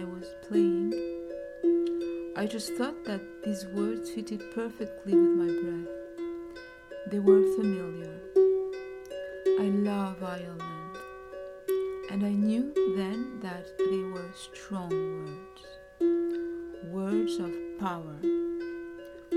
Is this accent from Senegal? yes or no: yes; Dakar, Senegal; moved away; as a little girl back in Dakar, Senegal, where I grew up